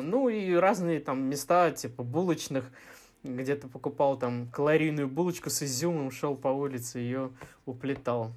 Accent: Moscow, Russia; Я родился на Чистых прудах, э, жил рядом с Покровкой в Северчковом переулке

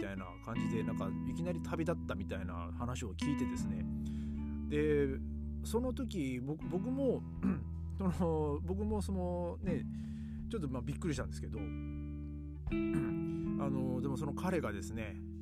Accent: Tohoku, Japan; moved away; 僕の地元というか、まあ、東北

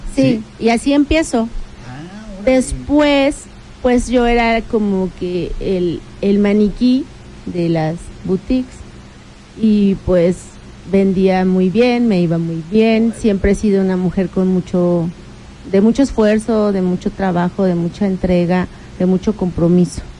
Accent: Tecamachalco, Puebla, Mexico; Ya los dos, los dos crecimos en Tecamachalco

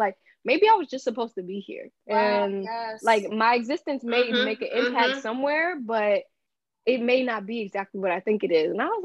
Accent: Bear, Delaware, United States; now in Virginia, United States; I'm from Bear, Delaware.

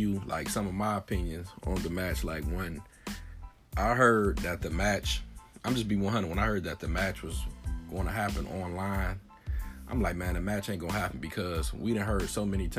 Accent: Detroit, Michigan, United States; I'm from Detroit, we talk a lot of smack and trash talk

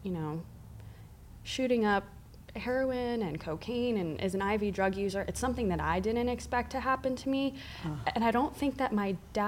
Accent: Northern New Jersey, United States; moved away as an adult; also born or lived in Miami; I grew up in New Jersey.

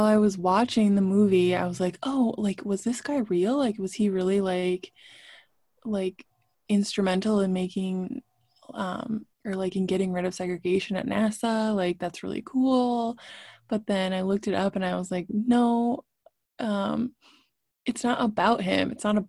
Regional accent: Brooklyn, New York, United States; I grew up in Brooklyn. I walked to school with people of all shapes and sizes and colors

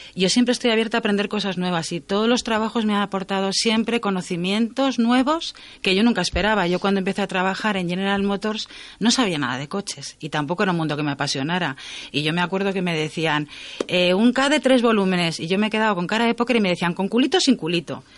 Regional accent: Community of Madrid, Spain; moved away as an adult; also born or lived in Zamora province; yo soy madrileña, dejé la provincia de Madrid, me fui a la provincia de Zamora

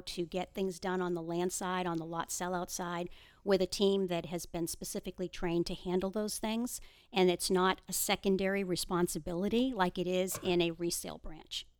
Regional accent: Boston, Massachusetts, United States; moved away as an adult; now in Houston, United States; I was born and raised in the Boston area. I moved to Texas thirty years ago this July.

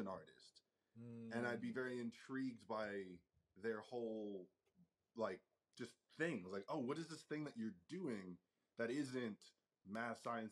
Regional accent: Fredericksburg, Virginia, United States; I grew up in a small town called Fredericksburg, Virginia.

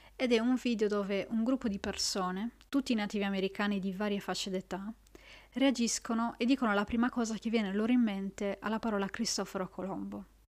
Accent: Italy; nel mio paese, l'Italia

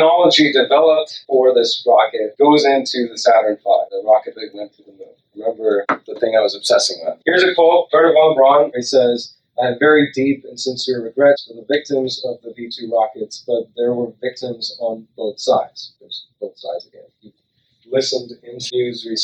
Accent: Sri Lanka; now in United States; I grew up in Sri Lanka.

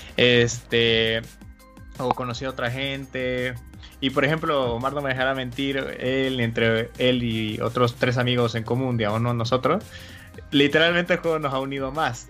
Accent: Bolivia; yo soy de Bolivia

